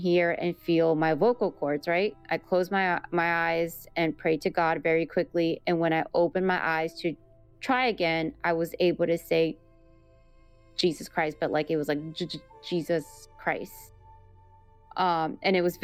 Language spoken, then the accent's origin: English; Miami, Florida, United States; I was born in Miami, Florida, raised in, you know, the United States